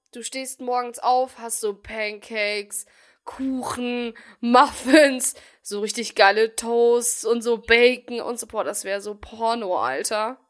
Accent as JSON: {"language": "German", "town": "Bielefeld", "region": "North Rhine-Westphalia", "country": "Germany", "said": "ich komme aus Bielefeld"}